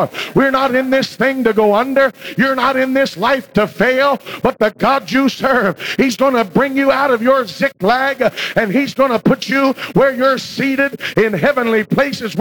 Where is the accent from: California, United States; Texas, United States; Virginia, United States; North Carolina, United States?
Virginia, United States; When I grew up in Virginia